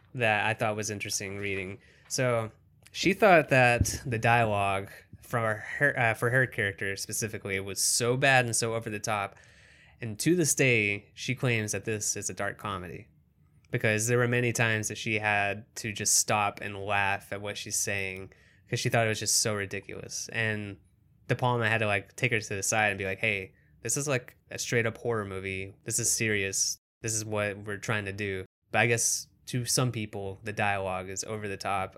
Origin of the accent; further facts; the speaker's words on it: Kentucky, United States; being in small town Kentucky where I grew up